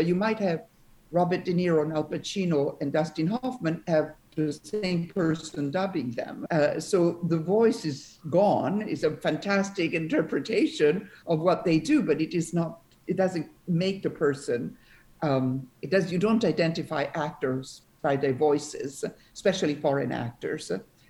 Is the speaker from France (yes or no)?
yes; France; accent: French R; first language Italian; English is a second language; moved away as an adult; also born or lived in Italy; Italian is my first language, but my mom was Swedish. She was the actress Ingrid Bergman, and I grew up in France. So even in Italian, I don't have an accent, but I don't roll my R's, which is, I say the French R.